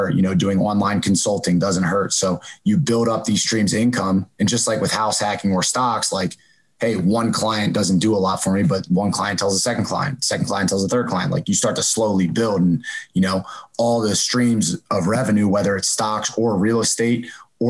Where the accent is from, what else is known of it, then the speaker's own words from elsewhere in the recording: Downingtown, Pennsylvania, United States; moved away as an adult; where I'm from Downingtown, Pennsylvania, right where Corey's from. So we grew up together